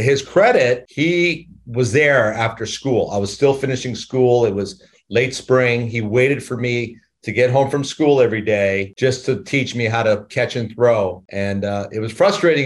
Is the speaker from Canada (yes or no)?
yes; Victoria, British Columbia, Canada; moved away as an adult; I'm from Victoria, British Columbia, Canada